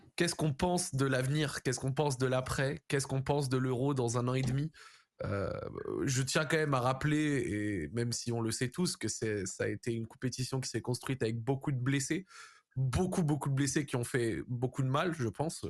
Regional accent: France; en tant que Français

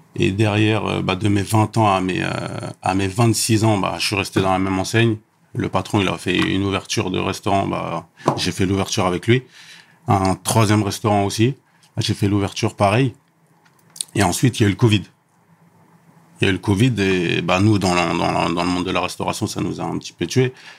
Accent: Élancourt, Île-de-France, France; je viens du 78, à Elancourt, mhm. euh, dans un quartier qui s'appelle Les Réaux

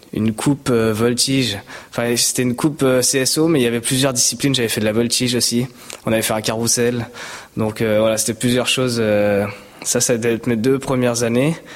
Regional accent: Val-d'Oise, Île-de-France, France; also born or lived in Maisons-Laffitte, Yvelines (78); je suis né voilà dans 78, j'ai grandi dans le 95. J'ai fait toutes mes études, mes premières années scolaires dans le 95

